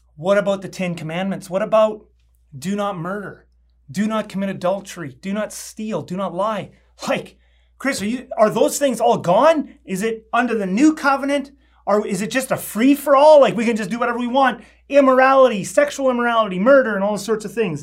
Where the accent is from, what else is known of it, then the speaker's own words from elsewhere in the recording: Canada; I'm a Canadian citizen